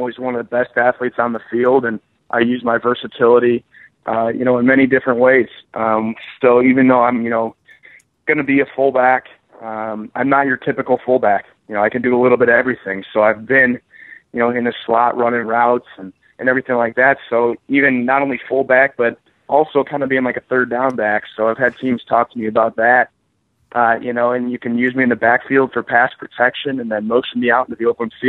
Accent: Chicago, Illinois, United States; I'm from the Chicagoland area

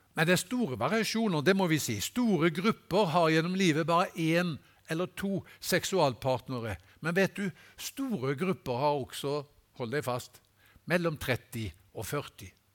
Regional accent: Haugesund, Rogaland, Norway; moved away; Hjemme i Haugesund

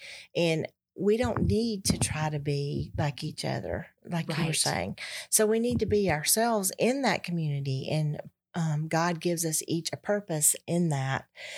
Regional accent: Georgia, United States; And I'm from Georgia.

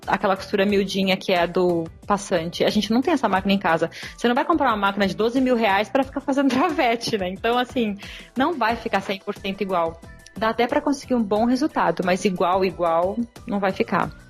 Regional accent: Brazil; moved away as an adult; also born or lived in New Zealand; Eu saí do Brasil só com roupa de verão

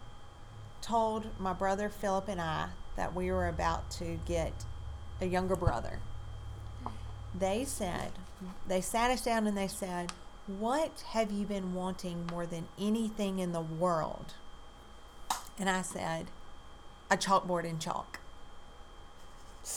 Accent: Louisville, Mississippi, United States; I grew up in Louisville, Mississippi.

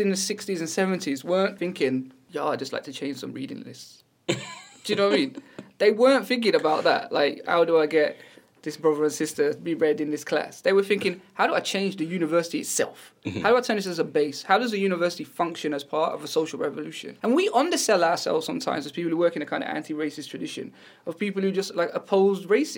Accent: Wolverhampton, West Midlands, United Kingdom; I grew up in Wolverhampton where, you know, we don't have no nice parts, everywhere's poor

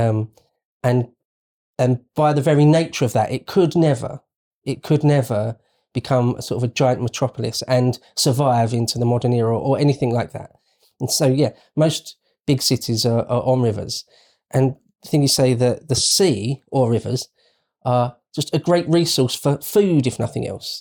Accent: United Kingdom

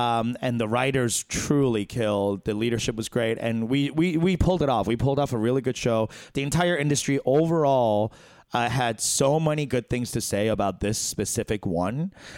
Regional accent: South Africa; I'm from South Africa. We do it differently.

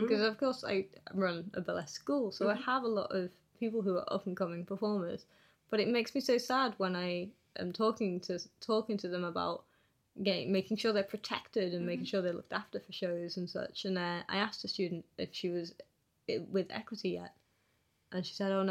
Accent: Liverpool, North West England, United Kingdom; growing up in Liverpool, obviously, I've seen a lot of unions doing a lot of positive work

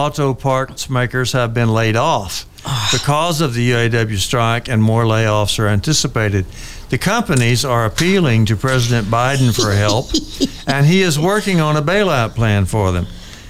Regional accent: Texas, United States; Just for being a Texan.

